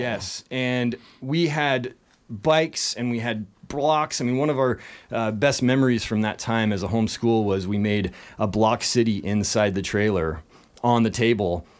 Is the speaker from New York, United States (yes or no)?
no; Leavenworth, Washington, United States; I was born in Leavenworth, And this is a Bavarian village up in, uh, the Washington, central Washington area